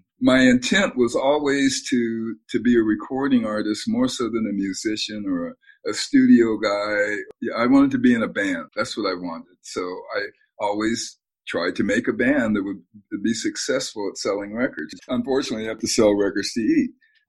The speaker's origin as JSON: {"language": "English", "area": "San Francisco Bay Area", "region": "California", "country": "United States", "tie": "born or raised there", "also_born_or_lived": "Manhattan Beach / New York", "moved": "as an adult", "said": "I was raised in the San Francisco Bay Area, and I just happened to come of age, which I would say 18 or 19, when the hippie movement was at its apex"}